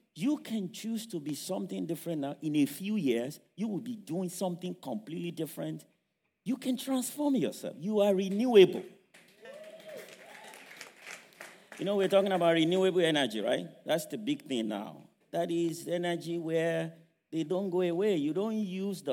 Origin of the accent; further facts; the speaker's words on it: Nigeria; moved away; those of us who grew up in Africa, I grew up in Nigeria.